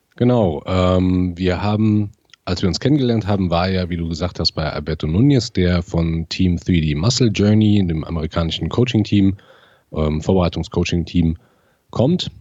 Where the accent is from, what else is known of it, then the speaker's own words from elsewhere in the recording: near Siegen, North Rhine-Westphalia, Germany; ich komme aus der Nähe von Siegen